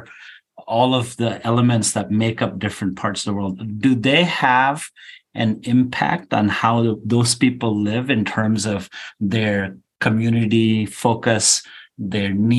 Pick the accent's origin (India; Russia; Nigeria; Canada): India; moved away; when I was a kid growing up in India